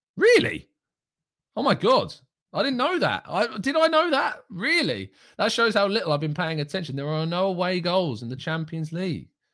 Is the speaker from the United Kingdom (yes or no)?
yes; England, United Kingdom; I am English